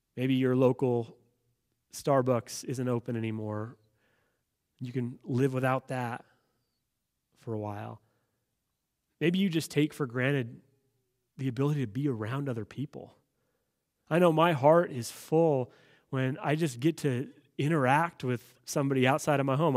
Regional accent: United States; as an American citizen

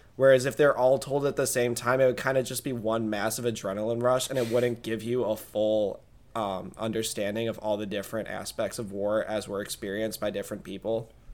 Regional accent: Midwest, United States; we're from the Midwest?

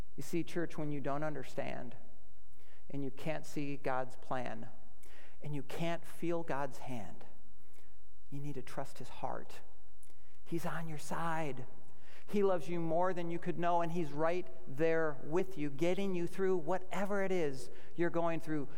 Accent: United States; we as American Christian citizens

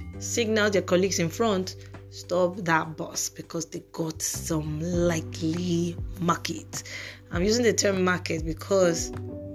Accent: Nigeria; as a Nigerian

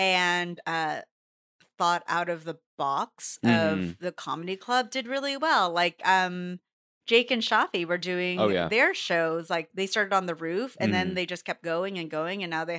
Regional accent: Philippines; not just being like Filipino comedians

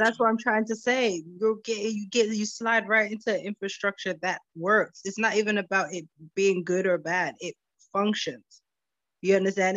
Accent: United States; I was born in America

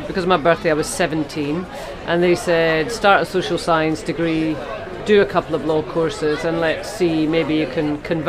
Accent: Grangemouth, Scotland, United Kingdom; You know, I was brought up in Grangemouth, working class Scottish, albeit my mum and dad, did well.

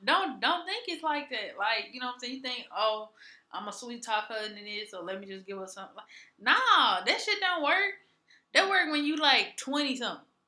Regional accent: Mississippi, United States; growing up in Mississippi

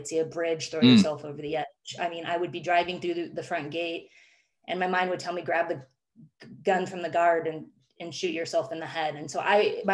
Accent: Phoenix, Arizona, United States; moved away as an adult; I grew up in Phoenix, Arizona

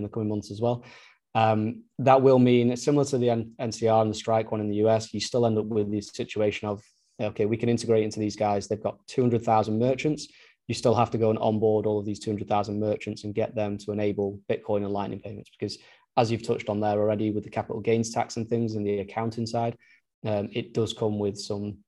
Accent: United Kingdom; being British

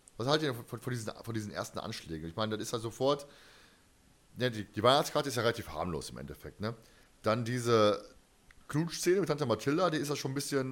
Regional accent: Germany; Ich bin Deutscher

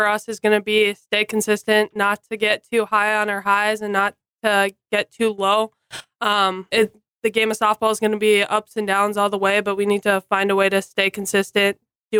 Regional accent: South Haven, Minnesota, United States; moved away as an adult; now in Jamestown, United States; and I'm from South Haven, Minnesota.

